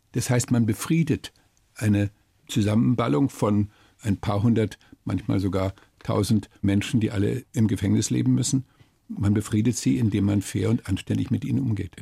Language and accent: German; Germany; Bei uns in Deutschland